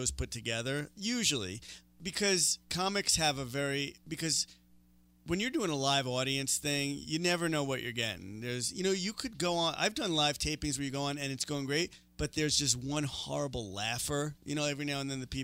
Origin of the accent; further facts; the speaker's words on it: New York City, New York, United States; moved away as an adult; now in Denver, United States; I'm from New York